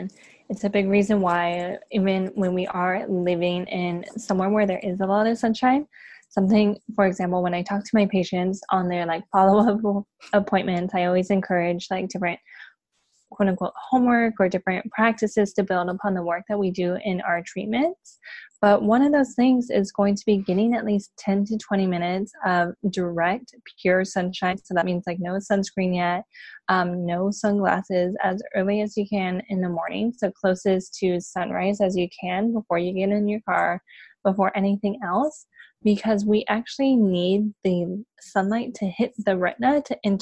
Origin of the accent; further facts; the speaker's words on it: San Diego, California, United States; now in Los Angeles, United States; I am born and raised in San Diego